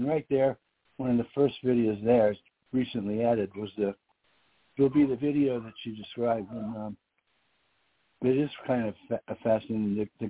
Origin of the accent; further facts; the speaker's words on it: New York City, New York, United States; I was 6 years old. I was from New York City.